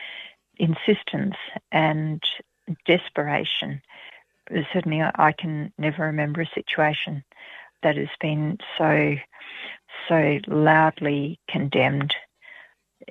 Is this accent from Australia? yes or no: yes; Australia; As an Australian